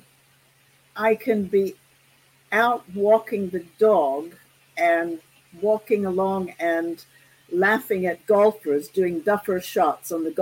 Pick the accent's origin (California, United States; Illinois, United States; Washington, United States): Illinois, United States; Carrier Mills; moved away as an adult; now in London, United Kingdom; I say, Illinois, and they're rather surprised by that. And I'm delighted to say I'm a small town girl from a town of 2,000 people